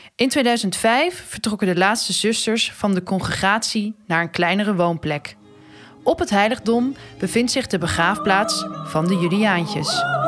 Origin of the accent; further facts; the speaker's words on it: Argentina; now in Netherlands; Ik kom zelf uit Argentinië.